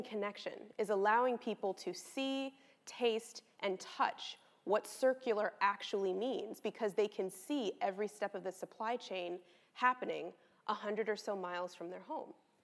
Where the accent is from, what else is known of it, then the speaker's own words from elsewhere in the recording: Los Angeles, California, United States; I was born and raised in Los Angeles, California, late 80s, early 90s